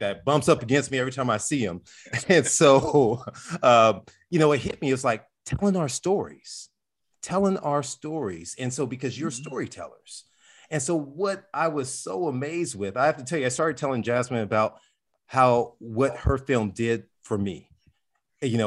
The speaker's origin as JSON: {"language": "English", "town": "Compton", "region": "California", "country": "United States", "tie": "born or raised there", "said": "I grew up inside of South Central LA. I grew up in Compton"}